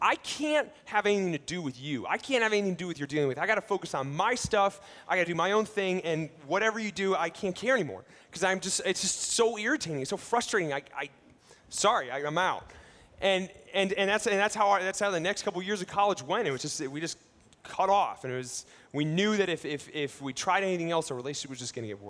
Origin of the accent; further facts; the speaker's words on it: Ohio, United States; I grew up in Ohio, and my family, we lived on a vegetable farm